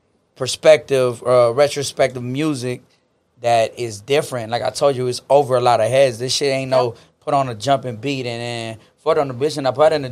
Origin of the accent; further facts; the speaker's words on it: Texas, United States; And we're Mexican American, you know, we from Texas